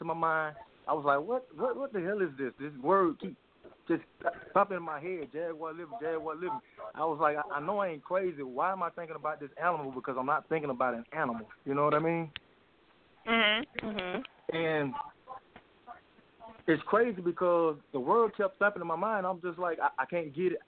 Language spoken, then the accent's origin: English; Mobile, Alabama, United States; also born or lived in Albany, Georgia; now in Atlanta, United States; I was born in Alabama, Mobile, Alabama